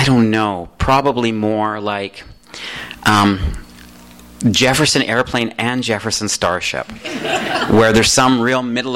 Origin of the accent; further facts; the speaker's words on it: Calgary, Alberta, Canada; moved away as an adult; also born or lived in Toronto; now in Los Angeles, United States; I grew up in Calgary where there's no internet